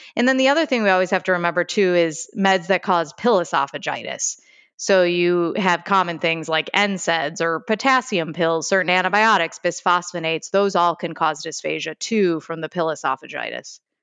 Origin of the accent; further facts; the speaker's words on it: Chicago, Illinois, United States; accent: Chicago; I'm from Chicago, so I have a little bit of a Chicago accent